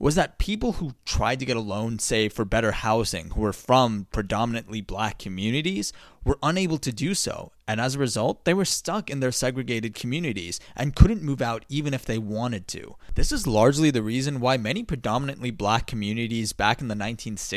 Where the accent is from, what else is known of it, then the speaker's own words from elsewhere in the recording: United States; as an American